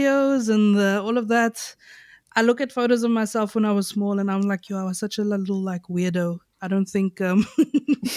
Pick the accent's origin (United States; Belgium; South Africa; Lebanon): South Africa; Knysna, Western Cape; I grew up, like the area I grew up in Nyasa is called Reenendal.